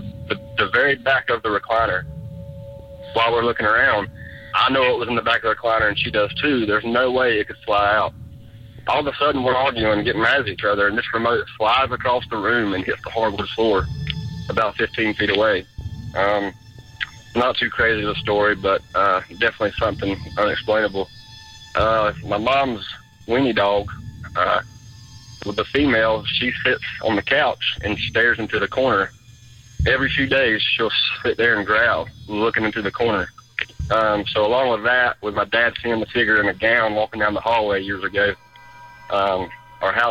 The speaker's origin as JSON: {"language": "English", "region": "North Carolina", "country": "United States", "said": "I'm from North Carolina"}